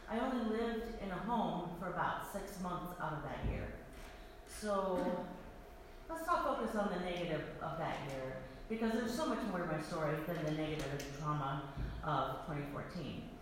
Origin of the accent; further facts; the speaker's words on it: Iowa, United States; moved away as an adult; also born or lived in Virginia; I also moved from Virginia to Iowa, my home state, which I had not lived in for 19 years, and also was moving without a job.